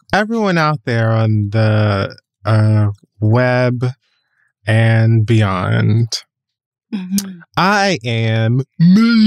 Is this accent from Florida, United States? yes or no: yes; Miami, Florida, United States; I'm from Miami